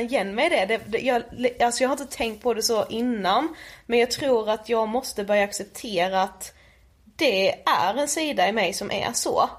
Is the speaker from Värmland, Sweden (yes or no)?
no; Karlshamn, Blekinge, Sweden; moved away; vi är hemma i Karlshamn, sitter just nu hemma hos min mamma